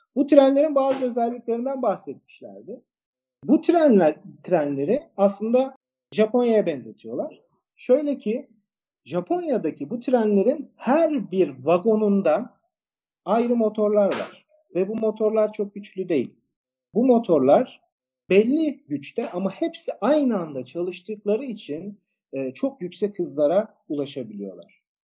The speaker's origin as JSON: {"language": "Turkish", "region": "İzmir", "country": "Turkey", "said": "Ben e, İzmirliyim, e, endüstri mühendisiyim."}